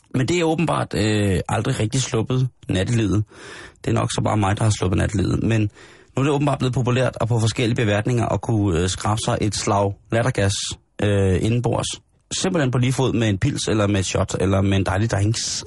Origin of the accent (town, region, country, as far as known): Denmark